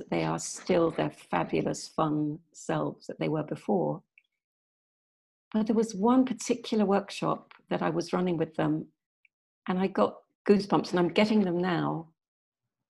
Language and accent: English; Yorkshire and the Humber, United Kingdom; I'm English. I was born in Yorkshire, which is the north of England.